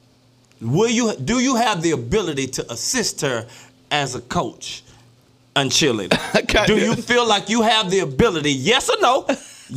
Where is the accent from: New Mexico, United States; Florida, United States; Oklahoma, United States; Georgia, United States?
Florida, United States; I'm from Florida